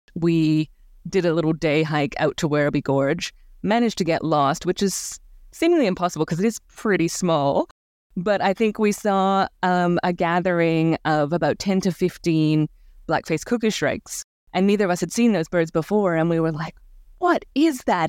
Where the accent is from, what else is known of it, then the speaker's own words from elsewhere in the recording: Canada; now in Australia; Growing up in Canada